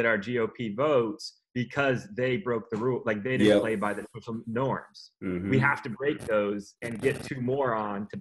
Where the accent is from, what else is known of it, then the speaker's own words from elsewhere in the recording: Santee, California, United States; moved away as an adult; also born or lived in Durham, North Carolina / San Francisco; I grew up in Santee. Like, they call it Clan T for a reason